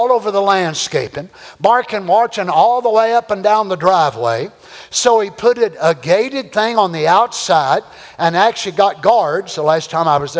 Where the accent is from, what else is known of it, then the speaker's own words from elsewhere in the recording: Kentucky, United States; I'm from Kentucky